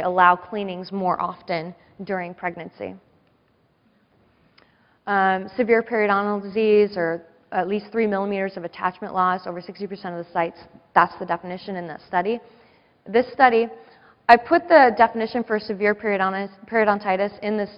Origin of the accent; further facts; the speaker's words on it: San Diego, California, United States; I grew up in San Diego.